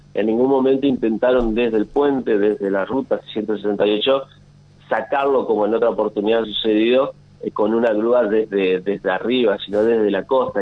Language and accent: Spanish; Paraná, Entre Ríos, Argentina; moved away as an adult; now in Santa Fe, Argentina; soy de Paraná, nacido en Paraná y ya hace cuatro años aproximadamente que vivo en Santa Fe